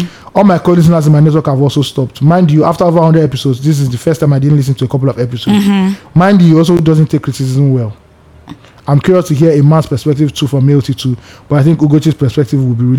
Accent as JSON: {"language": "English", "country": "Ireland", "said": "I'm actually from Ireland, and I have followed you guys from the beginning of the pod."}